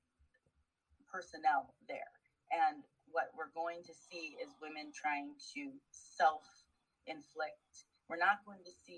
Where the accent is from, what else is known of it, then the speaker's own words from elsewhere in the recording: Washington, United States; my home state of Washington State